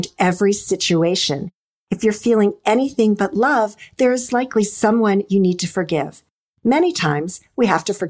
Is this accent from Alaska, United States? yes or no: no; Annapolis, Maryland, United States; also born or lived in Washington, D.C. metro area; I've always lived in the D.C. metro area and grew up outside of Annapolis, Maryland